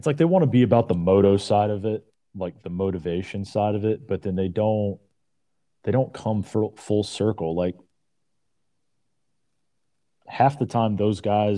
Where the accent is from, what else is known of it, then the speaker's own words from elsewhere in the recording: South Carolina, United States; we're from South Carolina